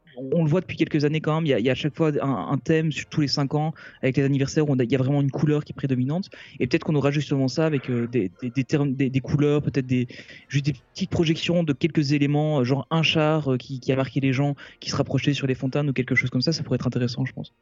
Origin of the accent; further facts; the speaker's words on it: Belgium; nous on est belge, euh, belges, Olivier et moi en tout cas nous sommes belges